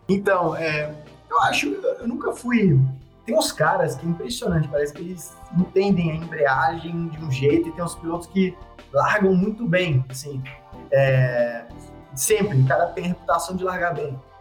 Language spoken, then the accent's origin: Portuguese; Belo Horizonte, Minas Gerais, Brazil; eu sou de Belo Horizonte, é, minha família toda é de lá